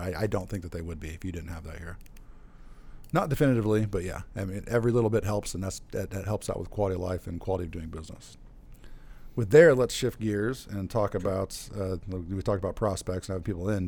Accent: Central Illinois, United States; also born or lived in Chicagoland; growing up in Central Illinois

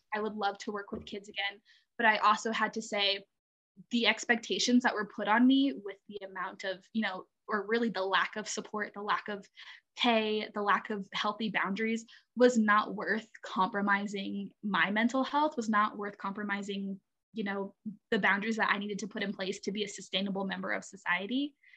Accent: Alabama, United States; moved away; I'm actually originally from Alabama

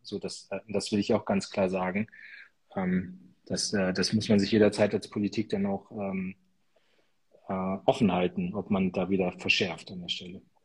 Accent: Lower Saxony, Germany; als Niedersachse

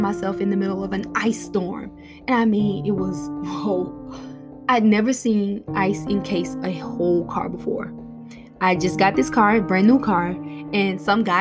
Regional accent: Florida, United States; moved away; I grew up in Florida

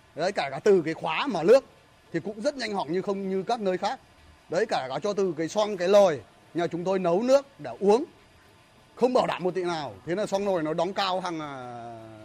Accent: Vietnam; ở quê nhà tôi đây

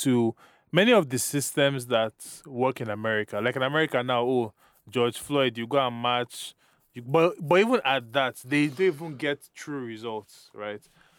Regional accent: Nigeria; I was born and raised in Nigeria, fortunately/unfortunately.

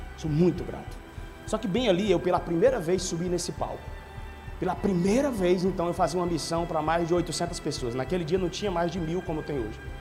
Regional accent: Quixadá, Ceará, Brazil; moved away; also born or lived in Caucaia, Ceará / Fortaleza, Ceará; eu vim do interior, do Quixadá mesmo

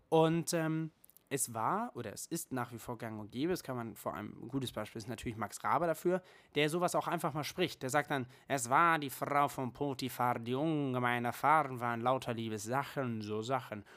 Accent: Germany; bei uns in Deutschland

